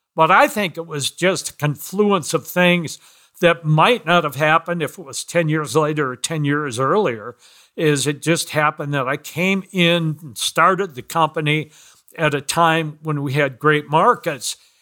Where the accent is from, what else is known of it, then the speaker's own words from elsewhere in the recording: Minneapolis, Minnesota, United States; moved away as an adult; also born or lived in Chicago / Evanston, Illinois; grew up in Minneapolis, ended up going to the University of Minnesota